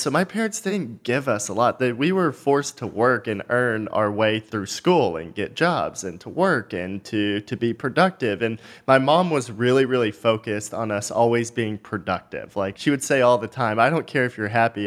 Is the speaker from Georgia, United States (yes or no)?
no; just north of Dallas, Texas, United States; I grew up just north of Dallas, really small town, you know, one stoplight town.